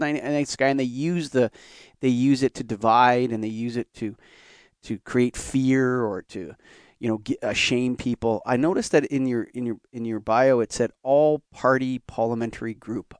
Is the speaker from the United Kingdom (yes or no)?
no; Canada; I'm Canadian